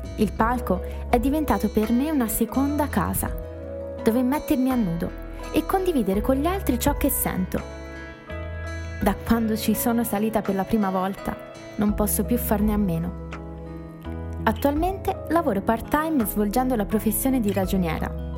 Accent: Pisa, Tuscany, Italy; Sono nata a Pisa

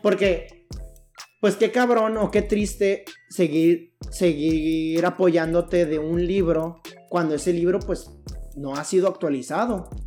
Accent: Mexico; yo soy mexicano.

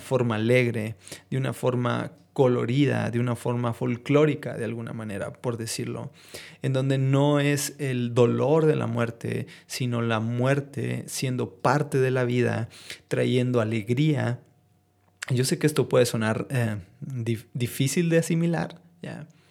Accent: northern Mexico, Mexico; son parte de nuestras raíces como mexicanos

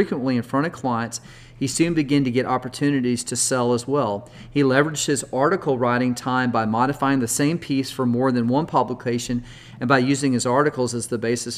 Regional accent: Texas, United States; I'm from Texas and we never get snow here

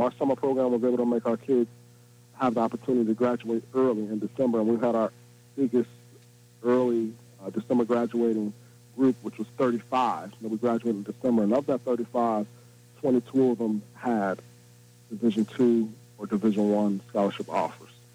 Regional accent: Indianapolis, Indiana, United States; I was born and raised in Indianapolis

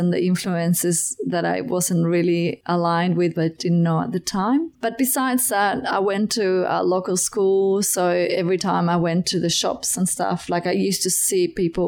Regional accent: Buenos Aires, Argentina; moved away as an adult; now in Cygnet, Australia; I'm from Argentina and I grew up in Buenos Aires

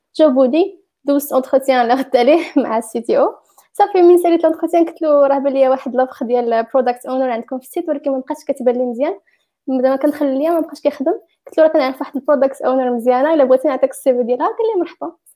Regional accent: Fez, Fès-Meknès, Morocco; moved away as an adult; also born or lived in Rabat; now in Berlin, Germany; انا مش زديت فاس ولكن كبرت في فاس وقريت قريت عادي في المغرب

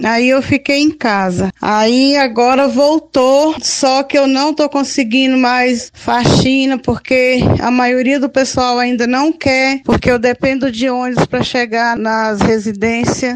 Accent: Capinópolis, Minas Gerais, Brazil; Nasci aqui em Capinópolis

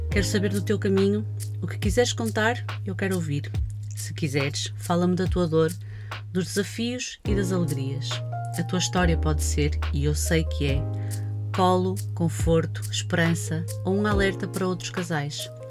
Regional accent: Avintes, Porto District, Portugal; tenho 38 anos, eh, sou natural de Avintes, e é importante referir isto porque para mim isso é ADN

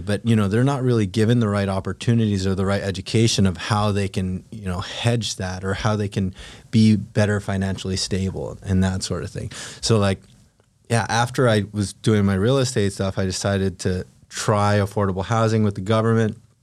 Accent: Philippines; moved away; also born or lived in California; I grew up in the Philippines, moved to California with a single mom and a younger

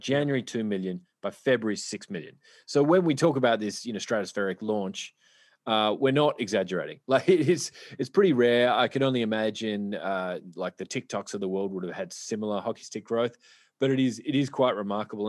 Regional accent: Australia; I'm from Australia

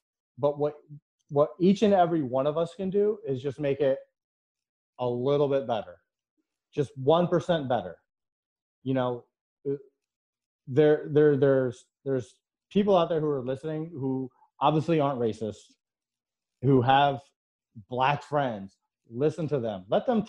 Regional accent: Connecticut, United States; My favorite band is … I play tennis, and I'm from Connecticut.

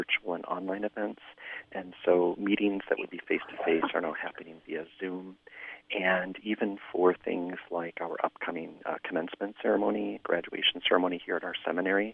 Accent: Flint, Michigan, United States; moved away; living just outside of Flint, Michigan, my hometown

